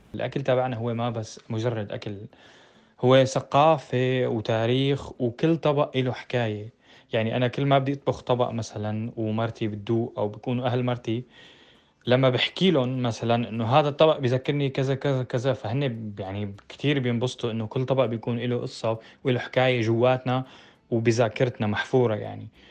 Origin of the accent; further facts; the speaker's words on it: Homs, Homs Governorate, Syria; moved away as an adult; also born or lived in Netherlands; now in Germany; أنا من حمص